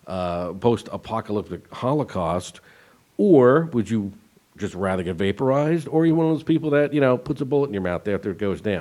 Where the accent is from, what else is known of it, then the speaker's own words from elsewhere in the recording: New Jersey, United States; growing up in New Jersey